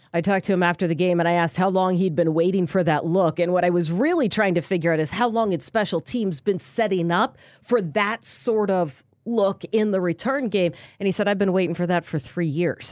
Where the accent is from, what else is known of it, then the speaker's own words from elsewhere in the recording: Houston, Texas, United States; moved away; I grew up in Houston.